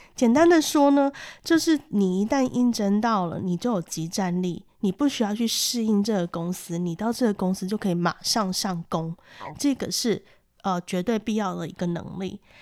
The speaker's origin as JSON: {"language": "Chinese", "country": "Taiwan", "said": "我们台湾人"}